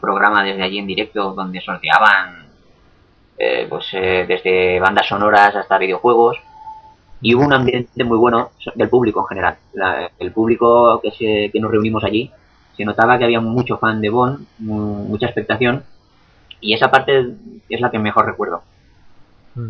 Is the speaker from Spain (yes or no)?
yes; Valencian Community, Spain; no es por ser valenciano y que sea mi tierra